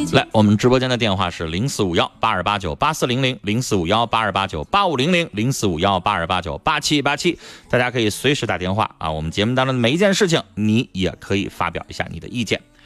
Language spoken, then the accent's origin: Chinese; Northeast China, China; accent: Northeastern; 我们东北话